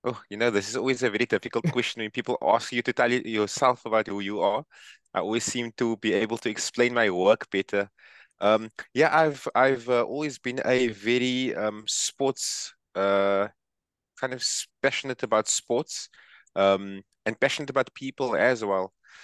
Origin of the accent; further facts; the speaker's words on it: Cape Town, Western Cape, South Africa; from Cape Town, South Africa.